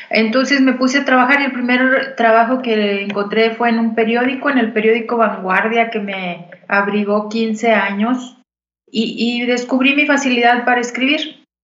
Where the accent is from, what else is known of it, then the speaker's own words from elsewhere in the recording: Saltillo, Coahuila, Mexico; born there; Yo nací en Saltillo, pero desde muy chica, por el origen de mi papá, eh, pasaba largas temporadas